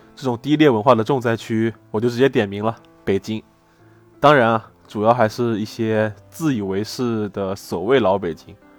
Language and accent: Chinese; Jiangsu-Zhejiang, China; 我的家乡菜江浙菜